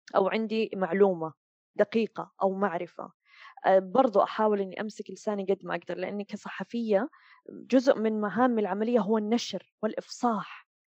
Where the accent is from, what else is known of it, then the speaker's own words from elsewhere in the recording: Saudi Arabia; moved away as an adult; now in Dubai, United Arab Emirates; أتكلم كسعوديين